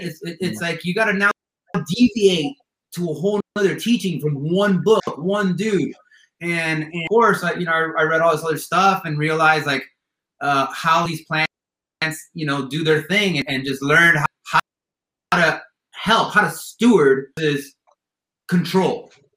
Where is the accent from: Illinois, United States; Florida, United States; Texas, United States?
Florida, United States; Miami; moved away as an adult; now in California, United States; I grew up in Miami